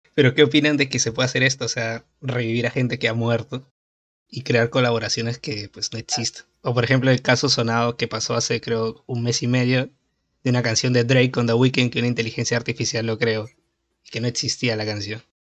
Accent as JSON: {"language": "Spanish", "country": "Peru", "said": "soy de Perú"}